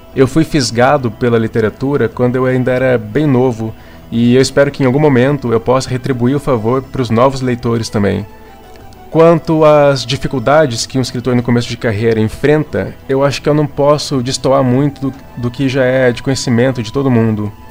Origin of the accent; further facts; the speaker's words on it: Campinas, São Paulo, Brazil; eu sou de Campinas, São Paulo